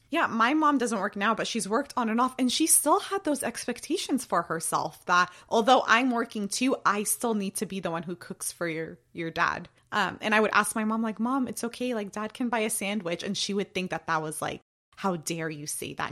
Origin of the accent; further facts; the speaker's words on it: United States; also born or lived in Jordan; I've been in America since I was three years old, and I was born in Jordan